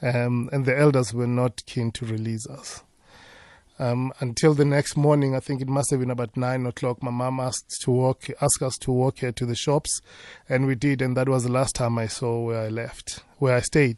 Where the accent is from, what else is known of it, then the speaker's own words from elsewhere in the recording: Amersfoort, Mpumalanga, South Africa; also born or lived in Ermelo; I grew up in Tahakral, Tahakral is just in that one horse town called Amersfoort